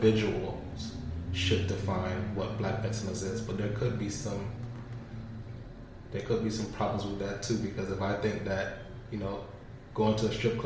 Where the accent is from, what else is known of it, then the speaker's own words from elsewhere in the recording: Florida, United States; Growing up in Florida, I've been through a couple hurricanes myself